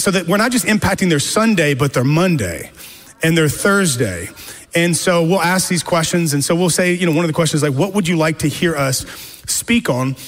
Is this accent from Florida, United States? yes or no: no; Louisiana, United States; moved away as an adult; also born or lived in Dallas / San Francisco; I'm originally from Louisiana, so I'm kind of a Cajun